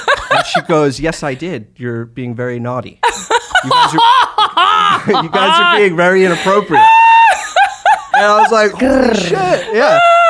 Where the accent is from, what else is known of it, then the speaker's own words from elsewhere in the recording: New Jersey, United States; I'm from New Jersey.